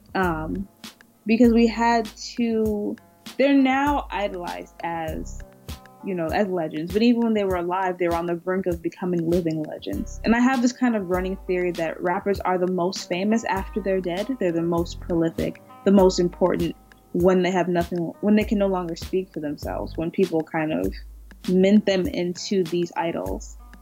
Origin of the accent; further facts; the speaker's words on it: California, United States; now in New York, United States; I'm from the West Coast, so I'm from Cali